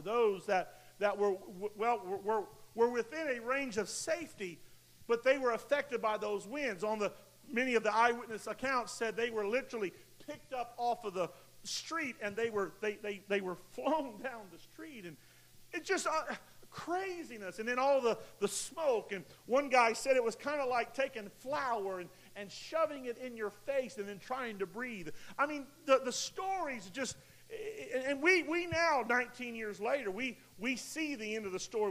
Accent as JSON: {"language": "English", "country": "United States", "said": "we as a nation, as American nation"}